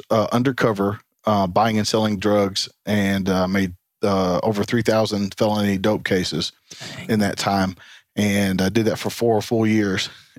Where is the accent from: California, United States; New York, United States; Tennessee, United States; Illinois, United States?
Tennessee, United States; Tennessee's home.